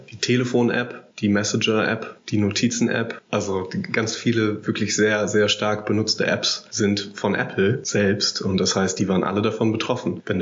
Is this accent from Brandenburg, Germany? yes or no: no; Hanover, Lower Saxony, Germany; born there